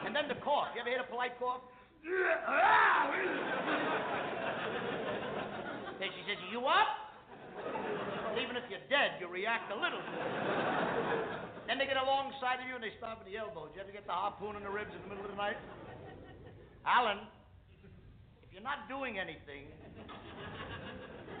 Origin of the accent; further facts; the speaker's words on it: New York, United States; I come from the Lower East Side of New York.